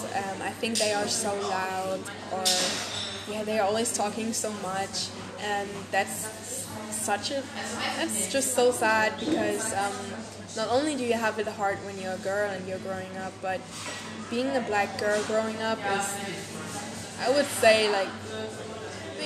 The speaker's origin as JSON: {"language": "English", "region": "Bremen", "country": "Germany", "tie": "born or raised there", "said": "a neighborhood like the one I grew up in Gröpeling, Bremen"}